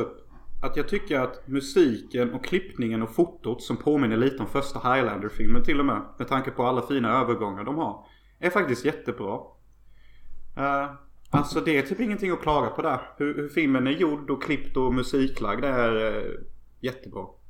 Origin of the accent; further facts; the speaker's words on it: Unnaryd, Jönköping County, Sweden; now in Los Angeles, United States; alla mina grannar i Önneryd där jag kommer ifrån